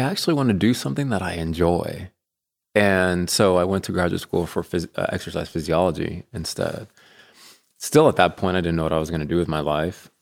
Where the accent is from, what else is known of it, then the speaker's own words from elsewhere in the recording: Colorado, United States; moved away as an adult; also born or lived in Kansas; now in Bentonville, United States; I'm from Colorado